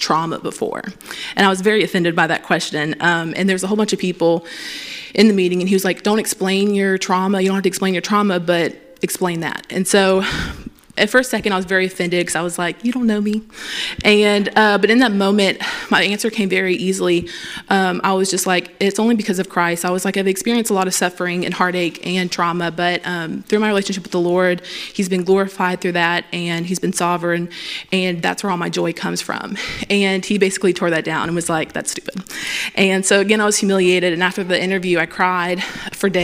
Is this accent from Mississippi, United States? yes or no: no; Pineville, Louisiana, United States; I'm from here